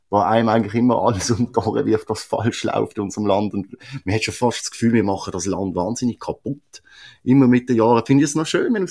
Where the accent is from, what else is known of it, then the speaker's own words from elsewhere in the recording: Switzerland; Wir haben ja alle als Kinder in der Schweiz angefangen lernen Skifahren.